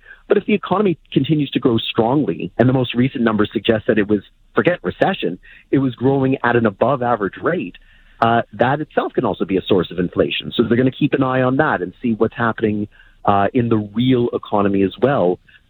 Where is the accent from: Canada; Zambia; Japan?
Canada; It's the nature of being Canadian with our geography